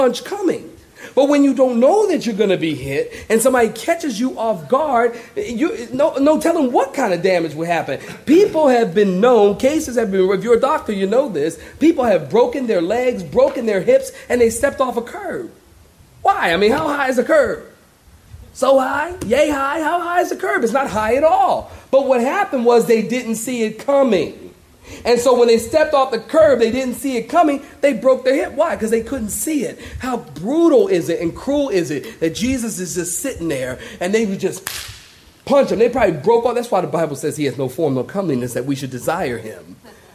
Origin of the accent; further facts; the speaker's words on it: Philadelphia, Pennsylvania, United States; I'm from Philly.